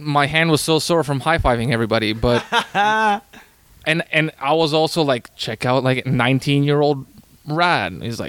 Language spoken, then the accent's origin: English; Canada; because I'm Canadian